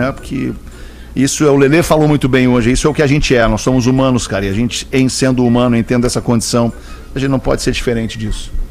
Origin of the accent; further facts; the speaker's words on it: Rio de Janeiro, Brazil; Sou do Rio de Janeiro, mas moro em Santa Catarina há quase 20 anos.